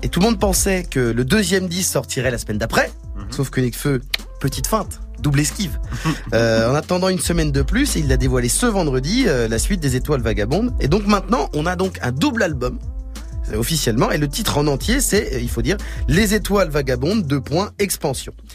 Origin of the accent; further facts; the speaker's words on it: Senegal; je suis sénégalais